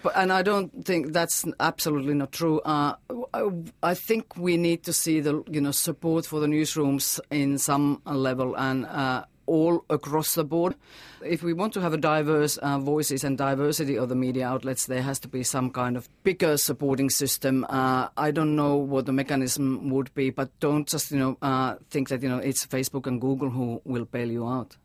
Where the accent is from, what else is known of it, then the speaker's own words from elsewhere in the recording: Finland; now in New Zealand; my home country, Finland.